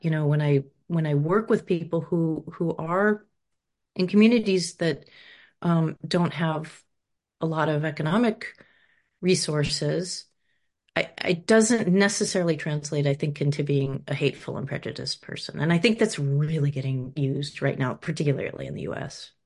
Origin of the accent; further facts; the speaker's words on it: Rutland, Vermont, United States; moved away; also born or lived in Los Angeles, California, United States; We moved there from Los Angeles in the 70s when my idealistic parents thought we should get out of the um, de- you know, depraved city and moved to the countryside. And so we moved to this small town whose name always confounded us, Rutland